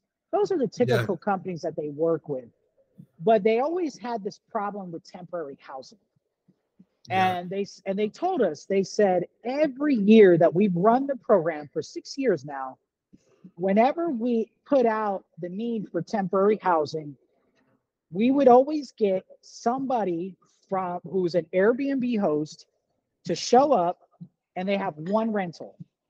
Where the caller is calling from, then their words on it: Las Vegas, Nevada, United States; we're based here in Las Vegas, Nevada. That's where I'm actually calling from the Starbucks right now.